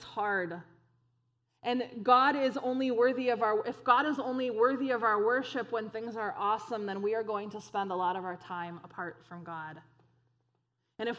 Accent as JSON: {"language": "English", "country": "United States", "said": "American Christians"}